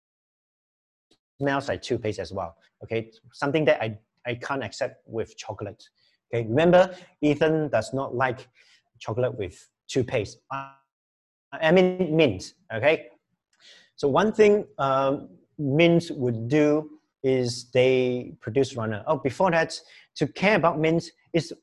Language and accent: English; Kluang, Johor, Malaysia; now in Penang, Malaysia; as a Johorian, okay, I come from Kluang, Johor. I'm not a Penangite